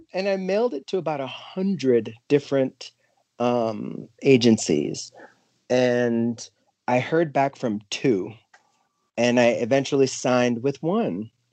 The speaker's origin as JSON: {"language": "English", "region": "New York", "country": "United States", "tie": "born or raised there", "said": "growing up in New York and seeing musicals on Broadway"}